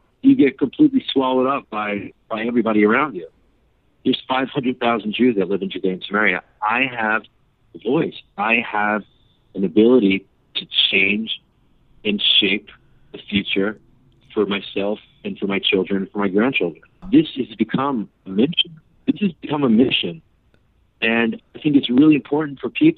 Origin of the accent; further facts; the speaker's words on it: New Jersey, United States; moved away as an adult; also born or lived in New York; now in Israel; I was originally born in New York, I grew up in New Jersey